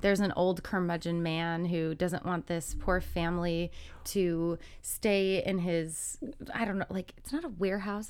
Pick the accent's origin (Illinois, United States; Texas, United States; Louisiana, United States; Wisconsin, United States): Illinois, United States; Chicago; I'm from Chicago